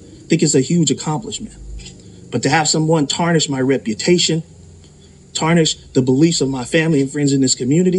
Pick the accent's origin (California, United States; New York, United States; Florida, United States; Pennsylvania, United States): California, United States; Oakland; As someone born and raised in Oakland, someone who has struggled and come from poverty to make it to the chief of police position